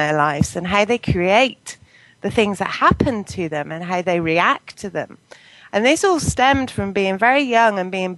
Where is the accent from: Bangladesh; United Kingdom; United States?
United Kingdom; Poulton, England; also born or lived in Bristol; now in Bath, United Kingdom; I grew up in Poulton, which is a little village